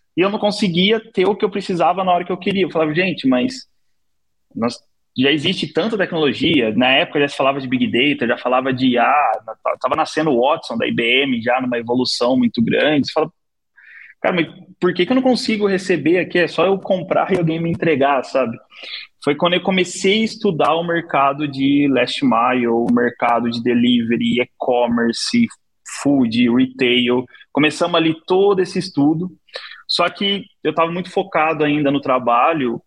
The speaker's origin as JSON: {"language": "Portuguese", "region": "São Paulo", "country": "Brazil", "tie": "born or raised there", "also_born_or_lived": "Taquaritinga", "said": "Eu sou de Abdicaval, nasci lá desde, desde pequeno"}